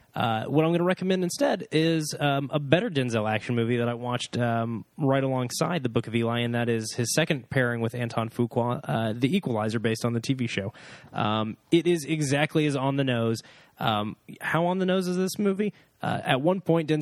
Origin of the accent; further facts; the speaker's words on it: Oklahoma, United States; I'm from Oklahoma. I went to church